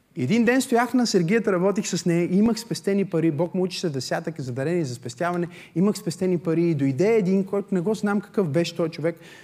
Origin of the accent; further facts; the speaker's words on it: Bulgaria; съм от България